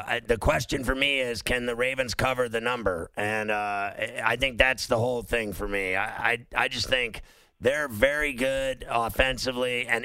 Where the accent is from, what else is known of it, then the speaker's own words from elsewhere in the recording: Pittsburgh, Pennsylvania, United States; moved away; I love Pittsburgh. It's my hometown